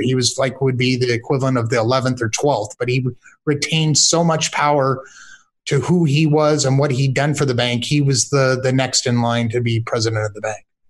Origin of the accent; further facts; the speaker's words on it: United States; I'm, I'm an American myself